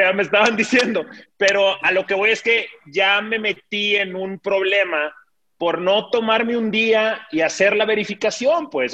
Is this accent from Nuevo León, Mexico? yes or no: yes; Monterrey, Nuevo León, Mexico; somos la raza regiomontana